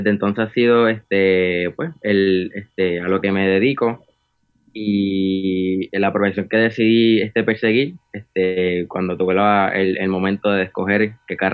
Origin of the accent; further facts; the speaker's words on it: Arecibo, Puerto Rico; Claro. Eh … soy de Arecibo, Puerto Rico y tengo 21 años.